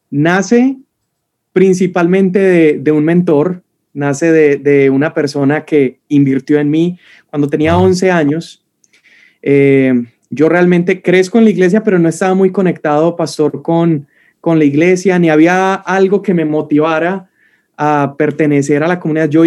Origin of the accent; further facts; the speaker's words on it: Colombia; now in Mexico; Entonces, bueno, yo soy colombiano viviendo acá, poquitos colombianos en esta ciudad, muy poquitos, y casado con una mexicana de Monterrey.